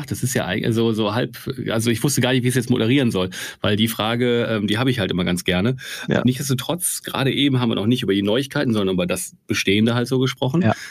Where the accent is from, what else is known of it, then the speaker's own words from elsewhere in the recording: North Rhine-Westphalia, Germany; ich bin aus dem Ruhrgebiet und D&W ist irgendwie ein paar Kilometer von hier